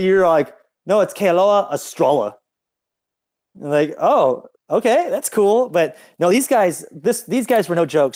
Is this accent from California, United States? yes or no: yes; California, United States; I'm from California.